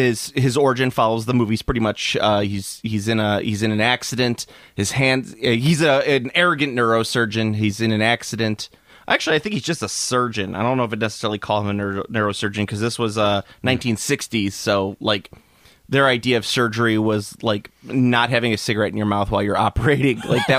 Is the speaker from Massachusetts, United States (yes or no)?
yes; Massachusetts, United States; born there; No, I don't know what you mean. I was born in Massachusetts.